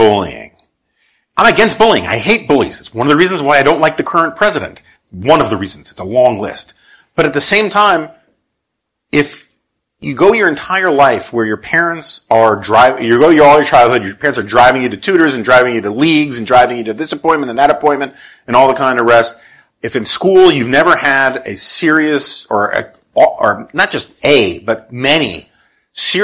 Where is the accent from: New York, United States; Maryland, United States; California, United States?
New York, United States; New York City; I grew up in New York City in the 1970s.